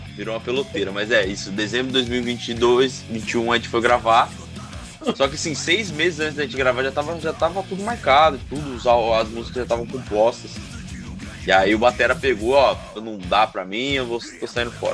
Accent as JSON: {"language": "Portuguese", "town": "Ubatuba", "region": "São Paulo", "country": "Brazil", "said": "a gente é de Ubatuba"}